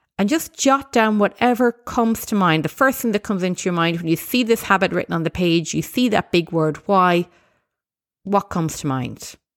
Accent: Ireland; as an Irish person, I know there's lots of great values that I've inherited from my background

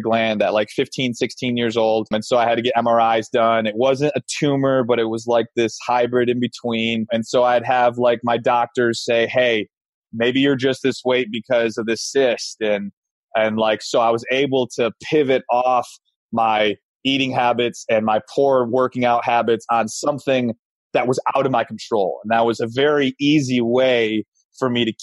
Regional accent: Grand Rapids, Michigan, United States; I grew up in Grand Rapids, Michigan

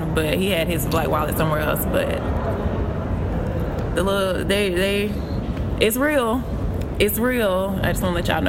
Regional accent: St. Augustine, Florida, United States; moved away as an adult; also born or lived in Jacksonville, Florida; now in Washington, D.C., United States; growing up in St. Augustine.

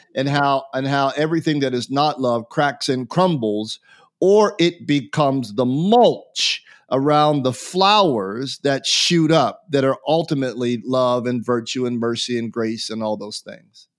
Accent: United States; answer as an American

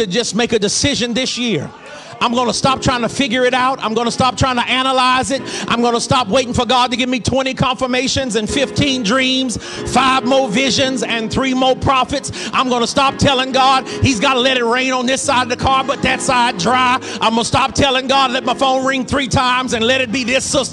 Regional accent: the South, United States; I'm from the South and I'm black. We save consonants when we can.

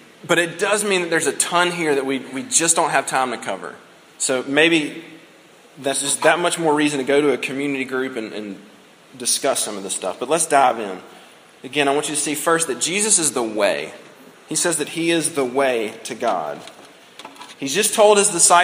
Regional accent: United States; by virtue of the fact that we're American

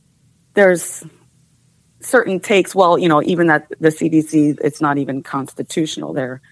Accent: Clifton Park, New York, United States; I am from Clifton Park, New York.

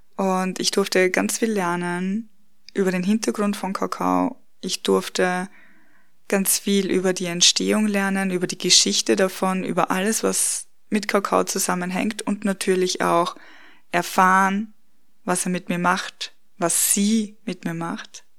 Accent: Austria; now in Bavaria, Germany; Wir haben in meiner Heimat im, in dem Dorf, wo ich aufgewachsen bin, geheiratet und dann auch in Wien gefeiert, also nicht hier bei uns in Bayern, wo wir jetzt wohnen

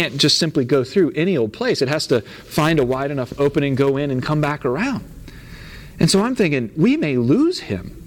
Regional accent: Virginia Beach, Virginia, United States; moved away; I grew up in the Virginia Beach area of Virginia

